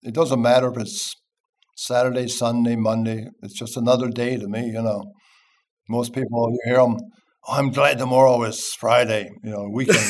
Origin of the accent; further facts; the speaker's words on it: Newfoundland and Labrador, Canada; I'm from Canada.